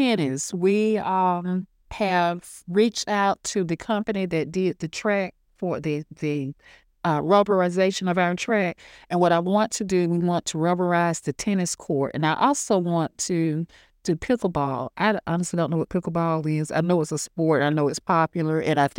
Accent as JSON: {"language": "English", "country": "United States", "said": "Like I said, I'm from Hancock County. I'm a proud alumnus, ninth class of 1986, that I think is the best class that has ever come through Hancock Central High School. And I went to school here."}